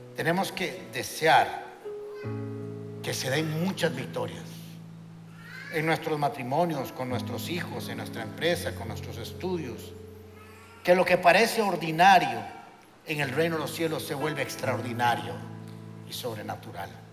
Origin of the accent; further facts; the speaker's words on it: Costa Rica; somos ticos, chiquititos